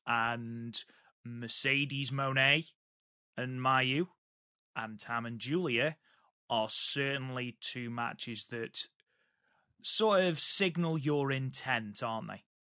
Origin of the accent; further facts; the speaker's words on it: United Kingdom; I am British